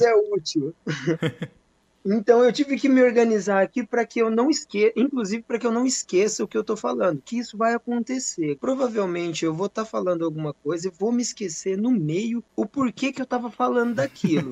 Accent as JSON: {"language": "Portuguese", "town": "Bela Vista do Paraíso", "region": "Paraná", "country": "Brazil", "tie": "born or raised there", "said": "sou nascido e criado aqui em Bela Vista, tenho, tenho na cidade de Bela Vista do Paraíso, Paraná"}